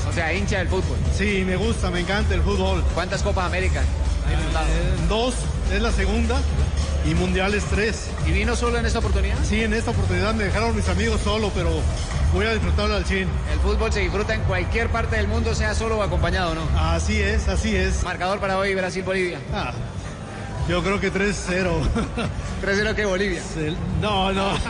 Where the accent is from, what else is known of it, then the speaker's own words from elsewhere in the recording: Charcas, San Luis Potosí, Mexico; now in Aguascalientes, Mexico; vengo desde Aguascalientes, México y soy de Charca, San Luis Potosí.